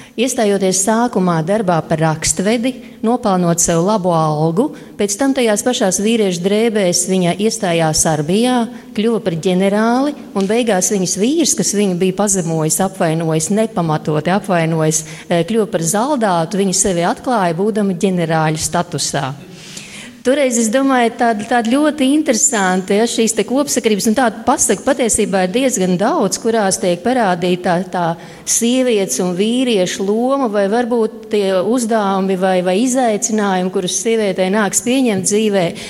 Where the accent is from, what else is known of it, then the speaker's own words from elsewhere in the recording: Rēzekne, Latgale, Latvia; es nāku no Reizeknes.